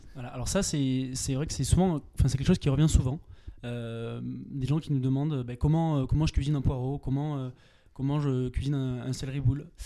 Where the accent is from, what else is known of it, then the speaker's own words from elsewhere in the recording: Pyrenees, France; moved away as an adult; je viens des Pyrénées